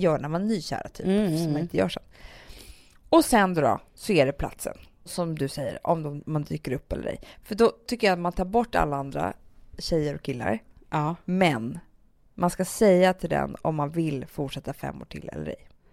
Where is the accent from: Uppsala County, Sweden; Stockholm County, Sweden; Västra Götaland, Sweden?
Stockholm County, Sweden; Stockholm; Södermalm där vi växte upp med Alex